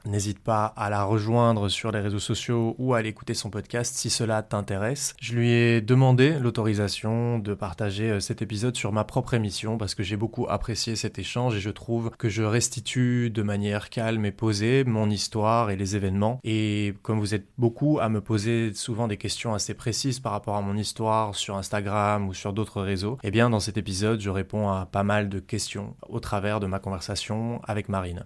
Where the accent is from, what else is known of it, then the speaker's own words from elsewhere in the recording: Belgium; also born or lived in Brussels; je suis belge, j'habite à Bruxelles